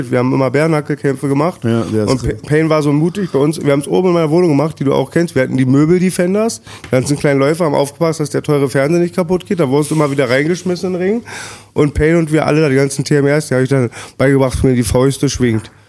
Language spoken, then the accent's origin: German; Berlin, Germany; Und ich komme ja aus Friedenau.